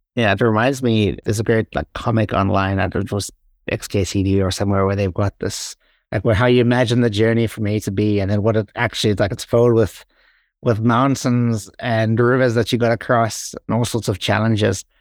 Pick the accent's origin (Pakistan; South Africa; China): South Africa; moved away as an adult; also born or lived in Ireland; every time I went home to South Africa